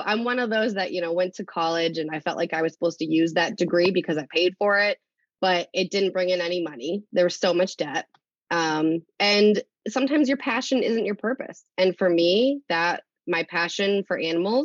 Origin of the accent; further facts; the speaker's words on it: Leicester, Massachusetts, United States; now in Uxbridge, United States; I grew up in Leicester, but I live in Uxbridge right now